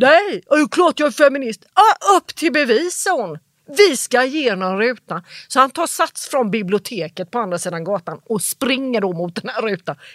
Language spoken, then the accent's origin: Swedish; Jönköping, Jönköping County, Sweden; moved away as an adult; now in Stockholm, Sweden; jag är från Jönköping.